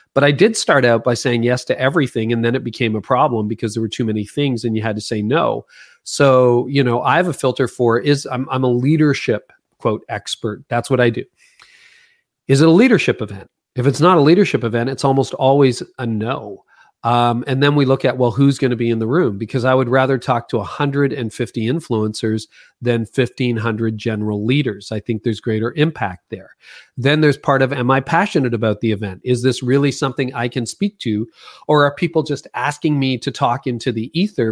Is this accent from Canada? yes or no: yes; Canada; I'm Canadian, most of my work's in America